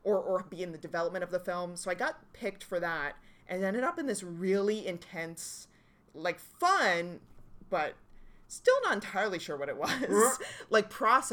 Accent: Halifax, Nova Scotia, Canada; moved away as an adult; now in Toronto, Canada; I grew up in Halifax

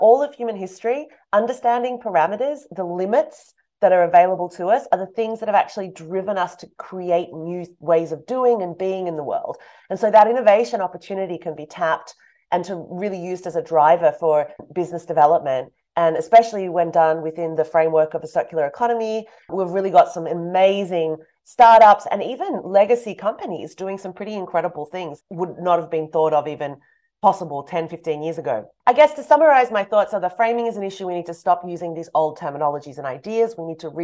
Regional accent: Australia; moved away; also born or lived in Europe; I'm from Australia.

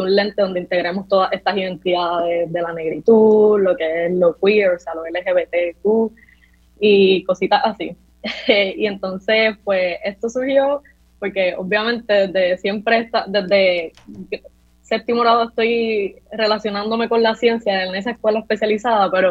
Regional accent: Juncos, Puerto Rico; also born or lived in Caguas; Bueno, pues yo eh, nací en Cagua y me crié en Junco y estudié

